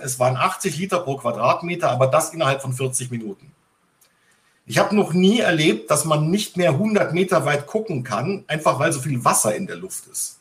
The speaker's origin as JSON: {"language": "German", "region": "Bavaria", "country": "Germany", "tie": "born or raised there", "said": "ich bin ja in Bayern aufgewachsen, also auf dem Land"}